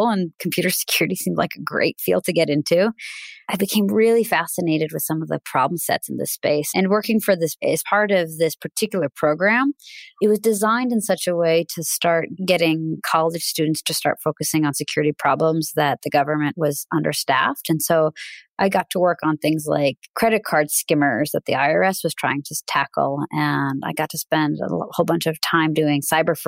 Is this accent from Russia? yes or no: yes; Russia; now in United States; originally from Russia. I was born in the Soviet Union.